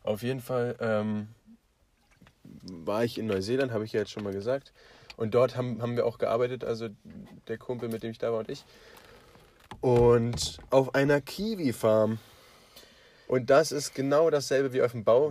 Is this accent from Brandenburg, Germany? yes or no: yes; Potsdam, Brandenburg, Germany; wir sind aus Potsdam